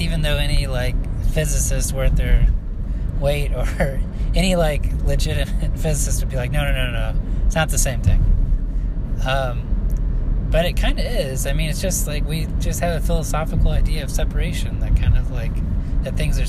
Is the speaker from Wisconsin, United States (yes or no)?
no; central Illinois, United States; I grew up in central Illinois